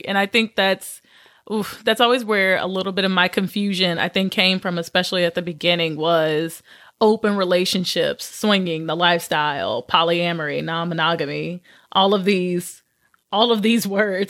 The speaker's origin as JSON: {"language": "English", "region": "Louisiana", "country": "United States", "tie": "born or raised there", "said": "So I grew up in Southern Louisiana."}